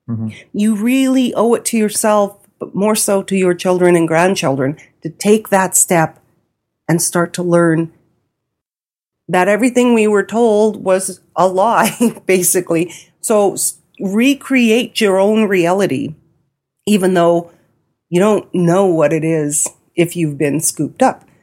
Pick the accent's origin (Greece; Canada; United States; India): India; because I'm an Indian, you know, I can't read